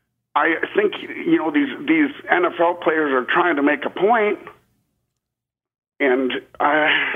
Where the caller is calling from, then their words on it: Austin, Texas, United States; I'm calling from Austin, Texas.